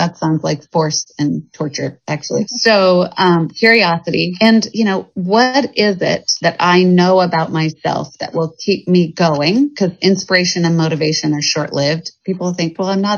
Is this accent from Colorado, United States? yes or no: yes; Evergreen, Colorado, United States; moved away as an adult; also born or lived in Boston / New York; now in Portland, United States; I grew up in Evergreen, Colorado, which was up in the mountains